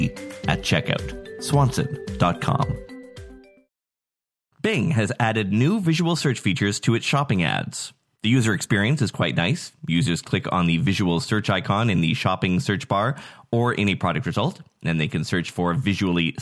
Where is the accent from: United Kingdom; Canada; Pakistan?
Canada; Nanaimo, British Columbia; from my hometown of Nanaimo, Canada